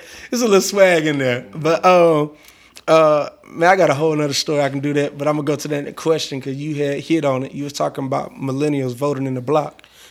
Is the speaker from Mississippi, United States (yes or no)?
no; Monroe, Georgia, United States; Everybody know I'm from Monroe, Georgia. I say that proudly.